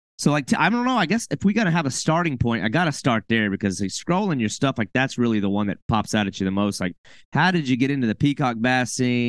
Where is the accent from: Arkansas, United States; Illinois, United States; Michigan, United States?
Arkansas, United States; now in Florida, United States; I came all the way from Arkansas, like middle of the country, no salt water